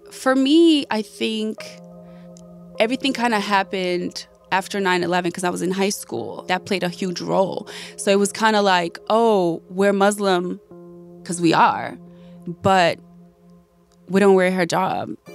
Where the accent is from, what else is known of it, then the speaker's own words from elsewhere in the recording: United States; growing up in America you would never hear me listen to country music.